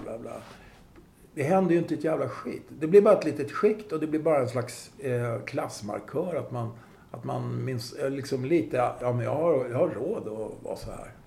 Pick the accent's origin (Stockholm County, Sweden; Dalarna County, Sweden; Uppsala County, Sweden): Stockholm County, Sweden; Stockholm; I Farsta där jag växte upp var det ju väldigt klassblandat